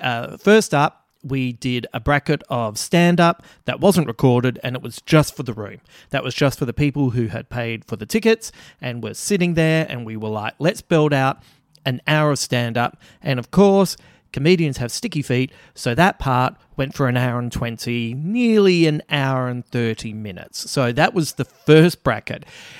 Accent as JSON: {"language": "English", "town": "Adelaide", "region": "South Australia", "country": "Australia", "tie": "born or raised there", "said": "This podcast was recorded in my hometown of Adelaide, South Australia"}